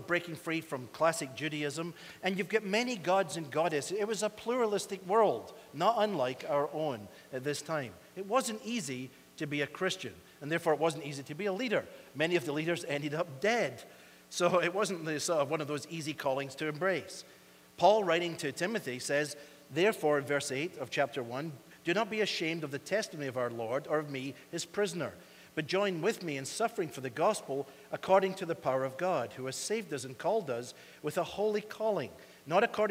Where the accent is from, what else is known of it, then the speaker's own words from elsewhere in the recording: Scotland, United Kingdom; now in United States; we Scots